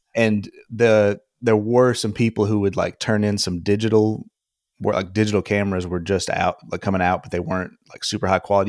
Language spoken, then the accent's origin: English; Alabama, United States; moved away as an adult; also born or lived in Portland, Oregon; now in Austin, United States; I lived in, grew up in Alabama